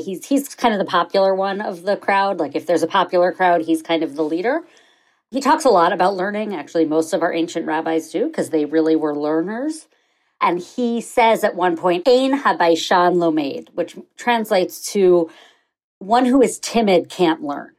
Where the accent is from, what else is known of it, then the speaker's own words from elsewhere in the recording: New York, United States; I grew up on the Upper East Side of New York